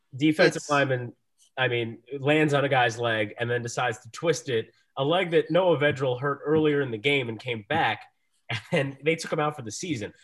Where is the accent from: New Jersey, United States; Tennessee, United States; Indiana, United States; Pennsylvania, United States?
New Jersey, United States; My hometown school of Rutgers my home state school of Rutgers